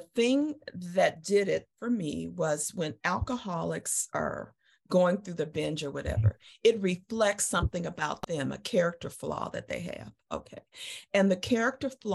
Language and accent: English; Chicago, Illinois, United States; moved away as an adult; came to Chicago and my hometown and lived with my dad